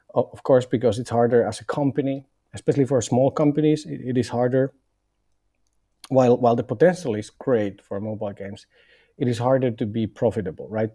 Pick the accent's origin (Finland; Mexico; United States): Finland; moved away as an adult; now in Berlin, Germany; I'm originally from Finland